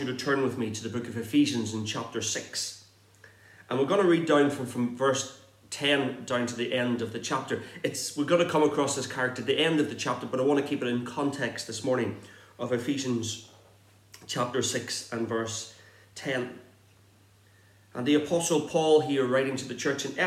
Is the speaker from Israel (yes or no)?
no; Northern Ireland, United Kingdom; accent: Irish; moved away as an adult; now in Exeter, United Kingdom; I grew up on a farm in the north of Ireland